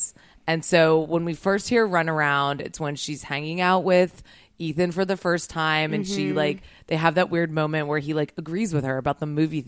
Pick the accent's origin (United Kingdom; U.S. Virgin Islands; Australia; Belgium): U.S. Virgin Islands; moved away as an adult; also born or lived in Connecticut; now in Los Angeles, United States; I am from St. Croix in the Virgin Islands